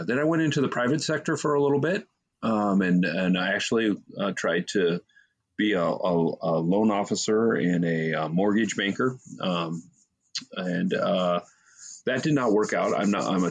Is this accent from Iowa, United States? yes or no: yes; Eastern Iowa, United States; moved away as an adult; also born or lived in Texas / California / South Dakota; I say I'm from Eastern Iowa. I grew up, the majority of my formative years were in Eastern Iowa, in rural Iowa